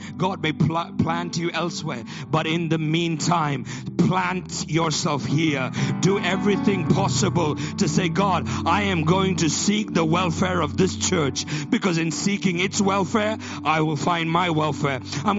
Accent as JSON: {"language": "English", "country": "Botswana", "tie": "born or raised there", "also_born_or_lived": "Nigeria / India / Middle East", "moved": "yes", "lives_now": "United Kingdom", "said": "I too am an immigrant. I was born in Nigeria, grew up in Botswana, spent my life in India and the Middle East."}